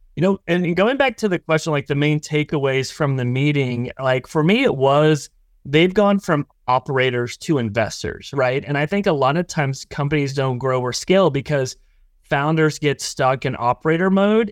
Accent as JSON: {"language": "English", "region": "Oklahoma", "country": "United States", "said": "I'm from Oklahoma"}